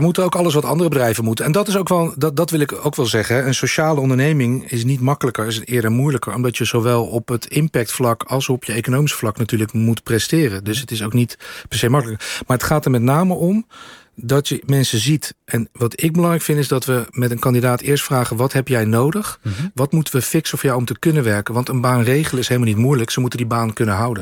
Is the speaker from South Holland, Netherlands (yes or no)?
yes; The Hague, South Holland, Netherlands; opgegroeid in de Schilderswijk